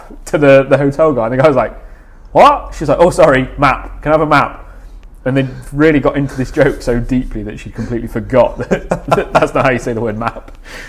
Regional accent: England, United Kingdom; because I just run around the South telling everyone I'm from up north, even though I'm only from the Midlands.

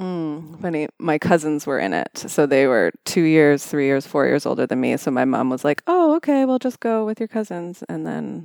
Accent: Welland, Ontario, Canada; now in London, Canada; I grew up in Welland, Ontario, of all places

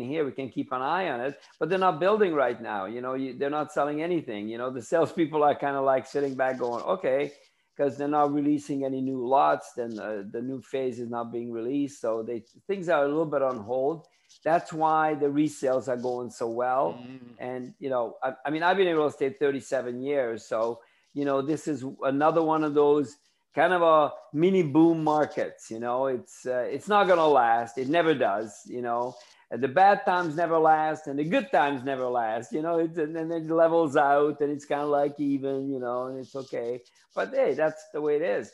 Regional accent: Ontario, Canada; also born or lived in Tampa, Florida; now in Daytona Beach, United States; I'm from Canada. I lived in... People say, where did you live? I said, Toronto, because they don't know the little towns

